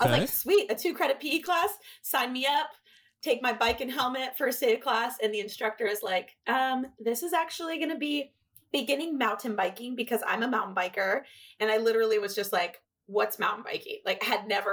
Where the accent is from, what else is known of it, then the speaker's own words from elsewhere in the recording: Washington, United States; also born or lived in Texas; I was actually born and raised here in Washington